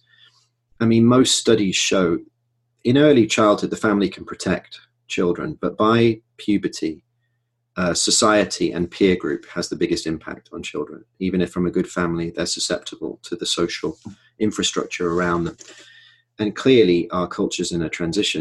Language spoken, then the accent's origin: English; Manchester, North West England, United Kingdom; my hometown, Manchester